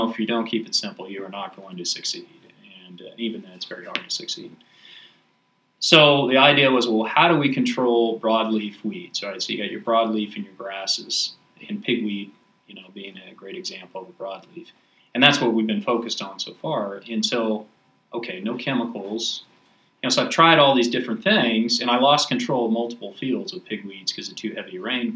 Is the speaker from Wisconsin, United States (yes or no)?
no; Haven, Kansas, United States; I grew up in Kansas, Haven, Kansas, small town west of Wichita.